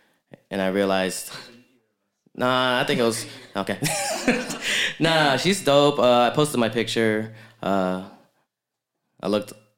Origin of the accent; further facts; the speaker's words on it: Miami, Florida, United States; now in Los Angeles, United States; I'm from Miami, but I don't always like vlog that I'm in Miami. People think I'm from LA or New York.